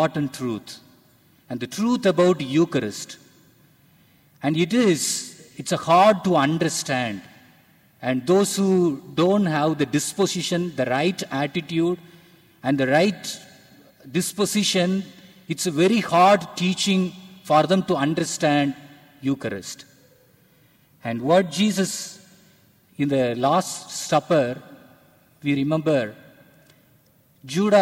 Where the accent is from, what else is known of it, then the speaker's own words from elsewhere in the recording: Tamil culture, Tamil Nadu, India; I am from India, and I from a Tamil culture